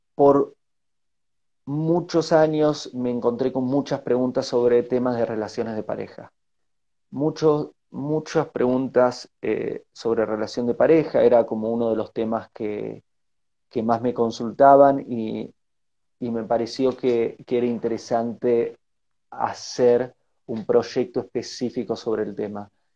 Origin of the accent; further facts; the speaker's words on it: Bariloche, Río Negro, Argentina; moved away as an adult; also born or lived in Buenos Aires / Uruguay / United States / Asia; soy de nacionalidad argentina, me crié en Bariloche, en la Patagonia Argentina